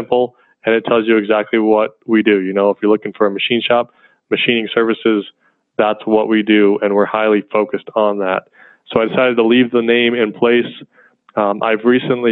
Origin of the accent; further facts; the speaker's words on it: Colorado, United States; they moved to Colorado for work. But they also own their own farm. So I grew up out there on the farm